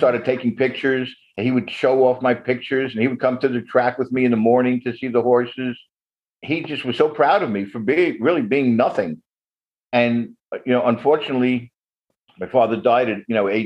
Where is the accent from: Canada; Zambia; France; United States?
United States; New York City, New York; also born or lived in New Jersey; now in Connecticut, United States; I grew up in Brooklyn, New York